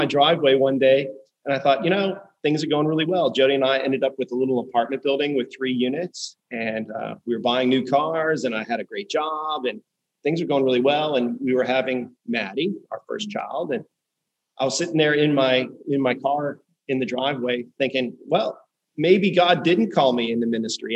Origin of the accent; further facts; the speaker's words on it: Pittsburgh, Pennsylvania, United States; moved away as an adult; also born or lived in Syracuse, New York / Prince Edward Island, Canada / Wilmington; now in Florida, United States; we both grew up in Pittsburgh